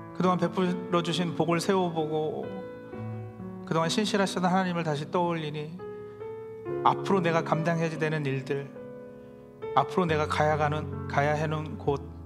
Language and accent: Korean; South Korea; now in New Jersey, United States; 우리 모두도 태어나고 자란 한국을 떠나 이곳 뉴저지에 정착하기까지